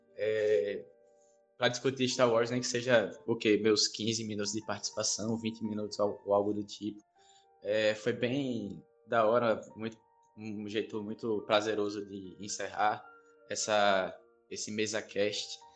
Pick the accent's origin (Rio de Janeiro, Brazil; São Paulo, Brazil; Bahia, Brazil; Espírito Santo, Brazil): Bahia, Brazil; eu sou baiano